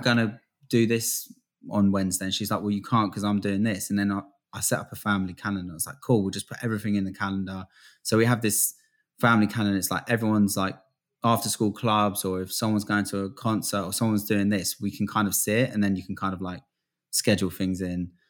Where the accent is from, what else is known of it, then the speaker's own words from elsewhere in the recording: England, United Kingdom; also born or lived in Florida, United States; I lived in, uh, Florida for, like, the first six years of my life. I was born in England